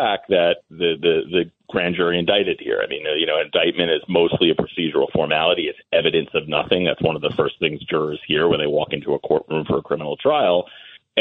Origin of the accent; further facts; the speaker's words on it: Massapequa, New York, United States; I grew up in Massapequa.